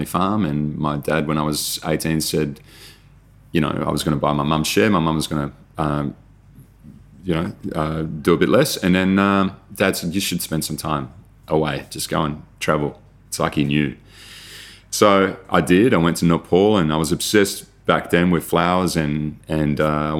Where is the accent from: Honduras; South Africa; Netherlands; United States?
Netherlands; moved away; I grew up in Holland